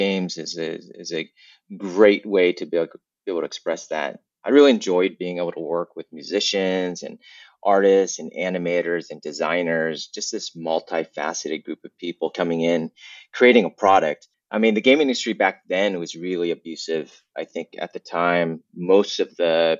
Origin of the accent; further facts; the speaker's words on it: Southern California, United States; also born or lived in Vietnam; I grew up in Southern California. So I was born in Vietnam, left as a war refugee, and spent most of my life in California